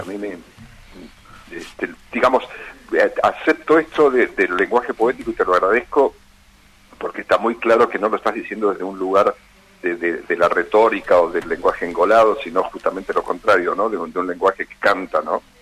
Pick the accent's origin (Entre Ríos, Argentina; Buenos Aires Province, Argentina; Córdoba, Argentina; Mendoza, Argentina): Buenos Aires Province, Argentina; Ayacucho; yo soy de la provincia de Buenos Aires